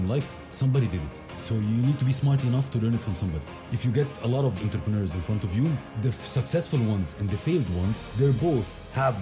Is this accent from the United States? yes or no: no; Giza, Giza Governorate, Egypt; moved away as an adult; also born or lived in Moscow, Russia; I was born in Giza, Egypt, to a family of two, myself and my sister